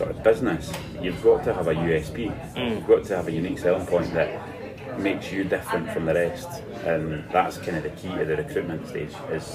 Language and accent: English; Scotland, United Kingdom; being a Scottish fan, football fan